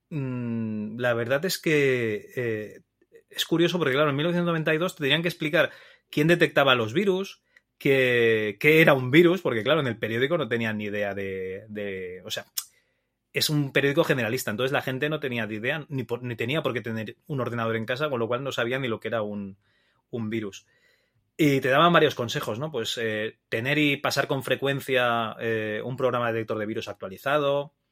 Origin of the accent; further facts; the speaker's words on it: Barcelona, Catalonia, Spain; now in Teruel, Spain; soy de Barcelona